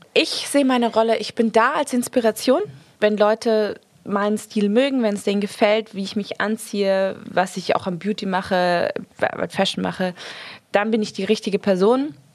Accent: Marbella, Andalusia, Spain; also born or lived in Munich; now in London, United Kingdom; in Spanien ist es eigentlich, also vor allem da, wo ich aufgewachsen bin

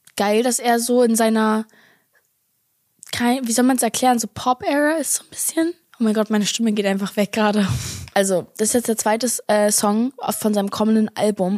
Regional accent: Berlin, Germany; als Berliner Girl

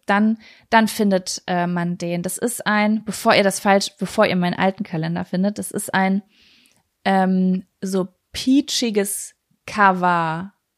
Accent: Lübbecke, North Rhine-Westphalia, Germany; moved away; also born or lived in Berlin; dass ich gerade hier in meiner Heimatstadt bin

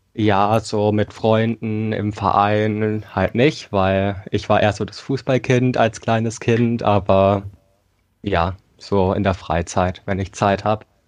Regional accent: Thuringia, Germany; Ich komme aus Thüringen, bin 16 Jahre alt

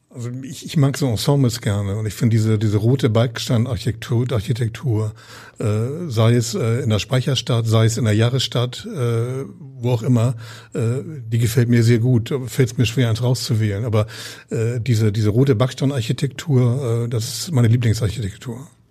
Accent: Hamburg, Germany; also born or lived in Berlin; ich bin, bin Hamburger und Norddeutscher durch und durch

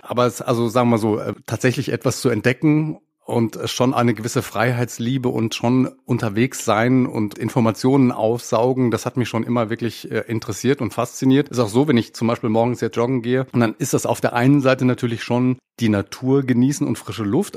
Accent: Sauerland, North Rhine-Westphalia, Germany; moved away as an adult; also born or lived in Paderborn; ich bin im schönen Sauerland aufgewachsen in Nordrhein-Westfalen

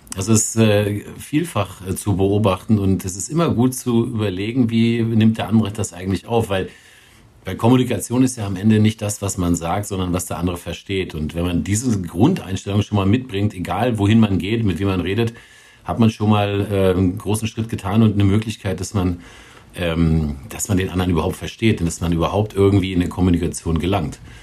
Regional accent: Germany; als Deutscher

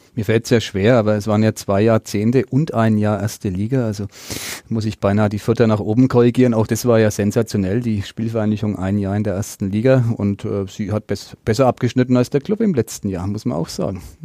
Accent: Nuremberg, Bavaria, Germany; als Nürnberger

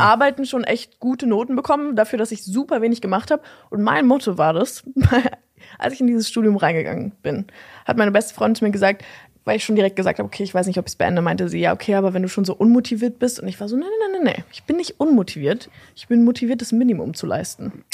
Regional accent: Berlin, Germany; also born or lived in Schöneberg, Berlin; Also ich komme äh, ursprünglich aus Steglitz

